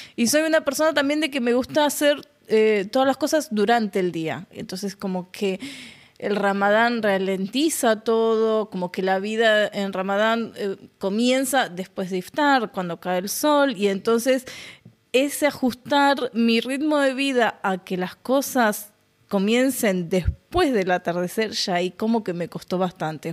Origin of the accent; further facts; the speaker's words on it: Argentina; moved away as an adult; now in Oman; yo soy de Argentina, Sí, hace dos años que estoy viviendo aquí en Oman